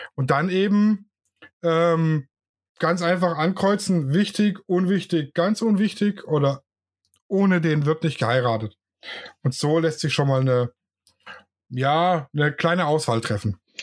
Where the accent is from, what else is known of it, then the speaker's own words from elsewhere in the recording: Swabia, Germany; ich bin ja Schwabe